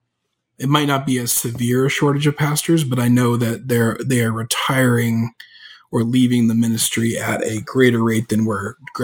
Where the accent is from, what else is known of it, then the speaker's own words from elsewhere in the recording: Canada; accent: Canadian; moved away as an adult; now in Texas, United States; I'm Canadian.